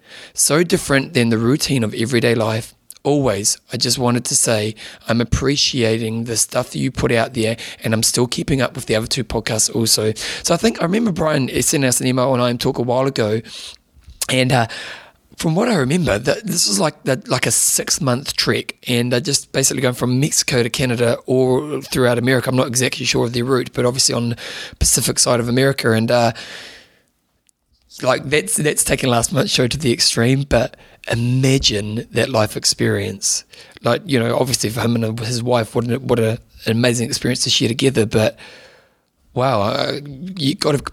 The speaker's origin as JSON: {"language": "English", "town": "Adelaide", "region": "South Australia", "country": "Australia", "tie": "born or raised there", "said": "Last year, I rode from my hometown of Adelaide to Melbourne, 1,200 Ks in 8 days for charity."}